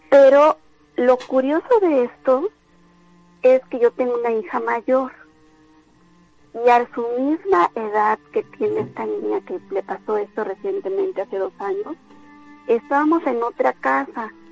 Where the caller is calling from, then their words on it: Córdoba, Veracruz, Mexico; yo vivo aquí en el centro de Córdoba.